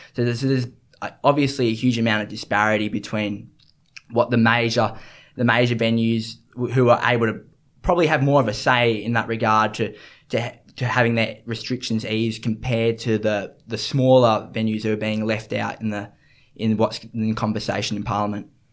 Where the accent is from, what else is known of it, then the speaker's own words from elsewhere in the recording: Sydney, New South Wales, Australia; growing up in the East and Suburbs, you just, you obviously got the beach right at your doorstep